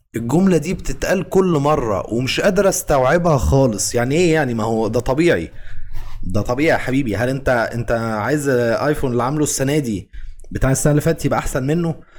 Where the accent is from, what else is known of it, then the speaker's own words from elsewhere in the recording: Egypt; احنا كمصريين